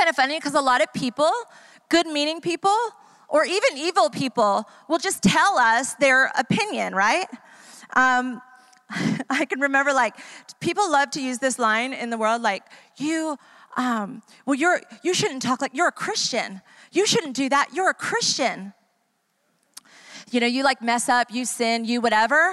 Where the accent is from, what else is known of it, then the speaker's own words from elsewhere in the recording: New York, United States; also born or lived in Florida / Atlanta, Georgia / Ecuador; now in San Diego, United States; I grew up in New York